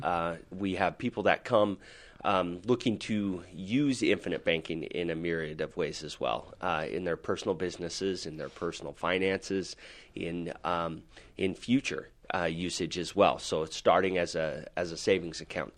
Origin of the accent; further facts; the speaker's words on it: Salt Lake City, Utah, United States; I am from Salt Lake City, Utah here, and, uh, I'm born and raised